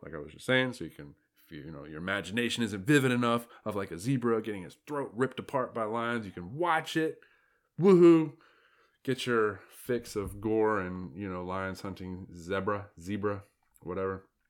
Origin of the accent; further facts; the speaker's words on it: United States; I'm an American, and that's how we pronounce it over here.